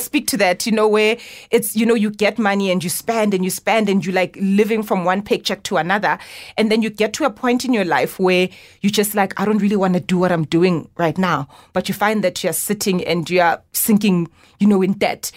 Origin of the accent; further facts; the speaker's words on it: Johannesburg, Gauteng, South Africa; born in Soweto, grew up in Orlando West